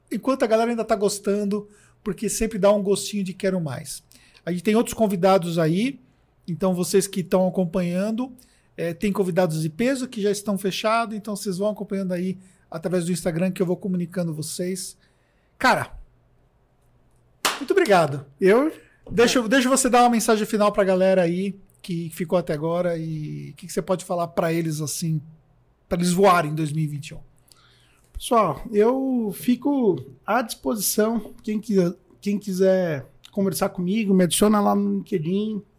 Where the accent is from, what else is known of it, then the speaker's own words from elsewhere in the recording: Taboão da Serra, São Paulo, Brazil; E, pô, sou do Tabuão, é, é longe, né?